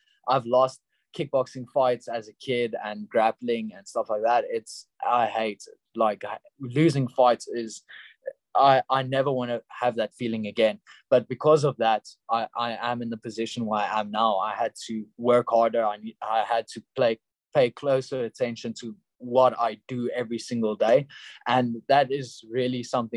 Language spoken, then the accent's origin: English; Pretoria, Gauteng, South Africa; in Pretoria, in my hometown